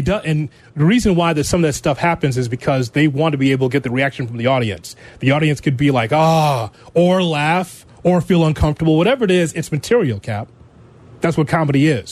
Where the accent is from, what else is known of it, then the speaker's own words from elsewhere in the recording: Chicago, Illinois, United States; I'm a Chicagoan